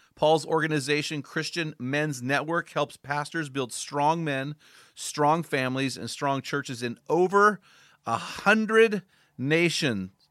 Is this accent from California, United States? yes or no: yes; Morro Bay, California, United States; I grew up in Morro Bay, so just down the road from you.